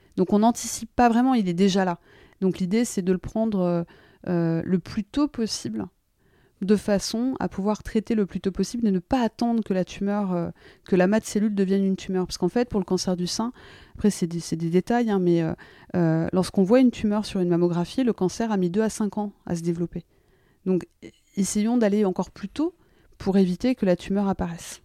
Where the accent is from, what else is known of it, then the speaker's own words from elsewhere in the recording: France; moved away as an adult; also born or lived in United States; je me sens très française et très américaine, donc c'est toujours très compliqué. Et moi, je suis partie, j'avais 26 ans de France